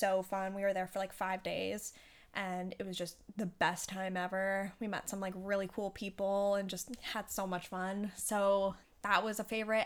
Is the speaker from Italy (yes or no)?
no; Canada; I was safe in my home country with my family and Yeah, I'm, I am grateful for being able to come back to Canada